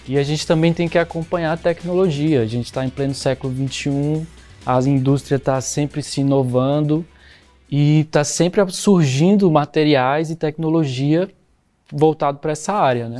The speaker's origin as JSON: {"language": "Portuguese", "town": "São João d'Aliança", "region": "Goiás", "country": "Brazil", "said": "Eu sou de São João da Aliança, o portal da Chapada dos Veadeiros, Goiás."}